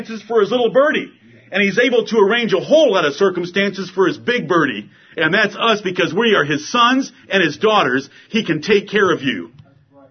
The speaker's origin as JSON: {"language": "English", "region": "Michigan", "country": "United States", "moved": "yes", "said": "I'm from Michigan"}